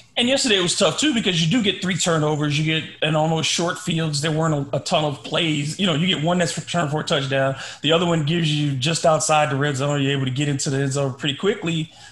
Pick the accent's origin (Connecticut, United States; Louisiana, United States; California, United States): Louisiana, United States; I grew up in Louisiana